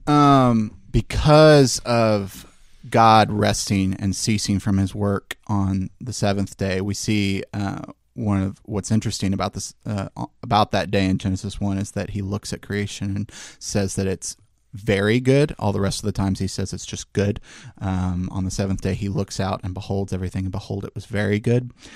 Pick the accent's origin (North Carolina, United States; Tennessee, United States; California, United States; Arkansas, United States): Tennessee, United States; Memphis; I've born and raised in Memphis